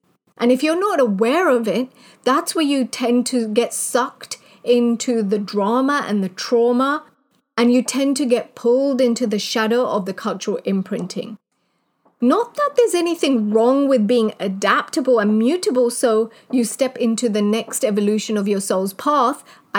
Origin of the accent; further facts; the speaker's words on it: Kenya; moved away; also born or lived in United Kingdom; growing up in Kenya.